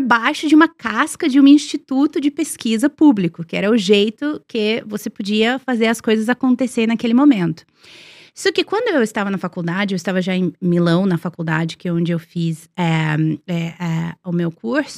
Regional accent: Serbia; Portuguese is a second language; also born or lived in Milan, Italy / London, United Kingdom; now in Brazil; eu cresci na Sérvia, eu cresci, né, nos anos 80, anos 90

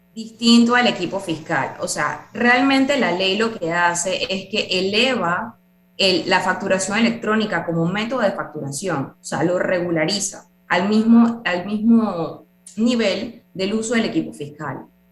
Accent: Panama; todos somos ciudadanos panameños

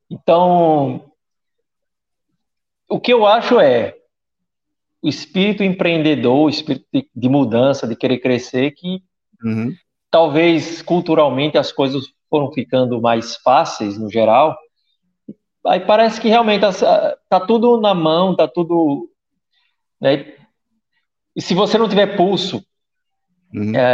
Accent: Brazil; eu sou, assim, sou brasileiro e não desisto nunca.

